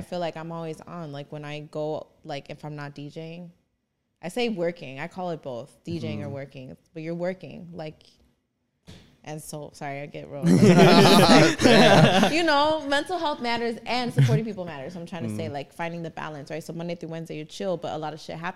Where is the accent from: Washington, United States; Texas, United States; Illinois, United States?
Illinois, United States; Chicago; Born and raised in Chicago. Never left Chicago. Ever.